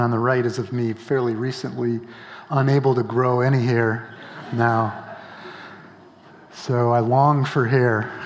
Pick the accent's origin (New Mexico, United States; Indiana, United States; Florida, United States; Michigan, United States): Michigan, United States; Grand Rapids; now in Holland, United States; I grew up in Michigan, and actually in Grand Rapids